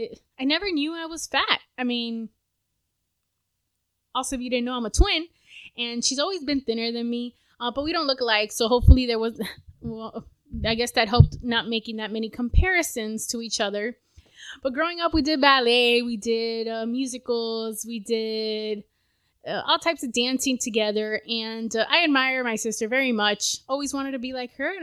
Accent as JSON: {"language": "English", "region": "South Florida", "country": "United States", "tie": "born or raised there", "said": "I was born in South Florida"}